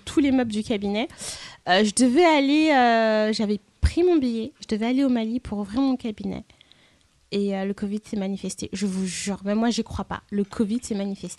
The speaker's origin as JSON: {"language": "French", "country": "France", "tie": "born or raised there", "said": "la France, c'est là où j'ai grandi, c'est là où j'y vis, c'est là où je travaille principalement."}